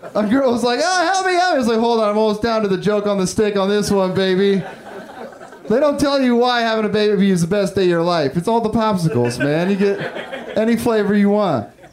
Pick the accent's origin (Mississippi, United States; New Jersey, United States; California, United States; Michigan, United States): California, United States; Humboldt County, Northern; I'm from Northern California. I'm from Humboldt County